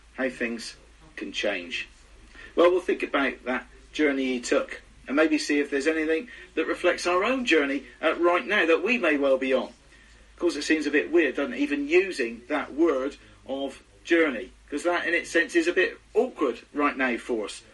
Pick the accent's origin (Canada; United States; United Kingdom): United Kingdom; Being very British